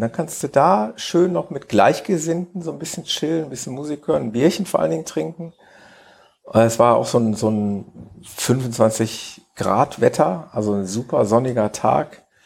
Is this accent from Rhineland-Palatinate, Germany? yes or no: no; Mönchengladbach, North Rhine-Westphalia, Germany; in Mönchengladbach in meiner Geburtsstadt